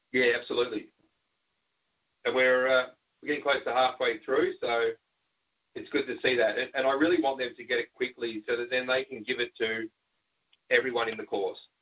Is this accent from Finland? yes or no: no; Australia